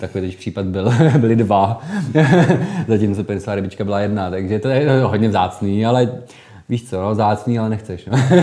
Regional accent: Holice, Pardubice Region, Czechia; já pocházím z Holic, super Pardubic, z rodiště doktora Emila Holuba

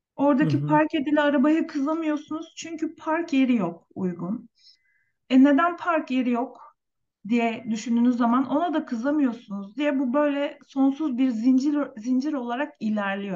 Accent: Turkey; Türkiye'de yaşam benim için tabii ki memleketim

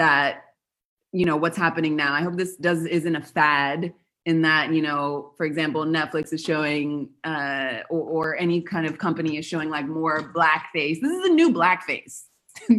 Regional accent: Los Angeles, California, United States; moved away as an adult; also born or lived in Buenos Aires, Argentina / Patagonia; now in Argentina; I'm from Los Angeles and I also studied theater and film

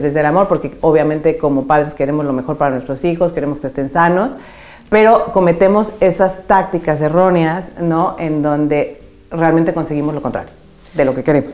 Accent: Mexico; now in Madrid, Spain; yo soy mexicana

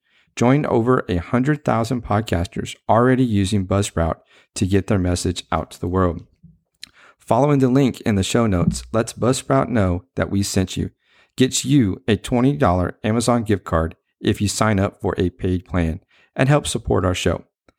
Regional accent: Victoria, Texas, United States; I've been covering a semi-pro team in my hometown called the Victoria Armadillos.

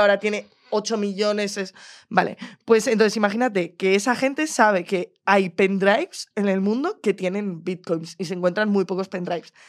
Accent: Madrid, Community of Madrid, Spain; como madrileña, persona que vive en el centro de Madrid

